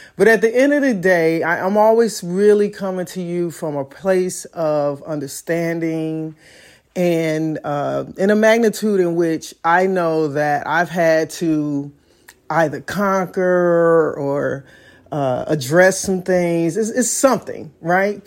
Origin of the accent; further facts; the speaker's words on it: Chicago, Illinois, United States; I'm from Chicago, so driver's education was a curriculum that we had in school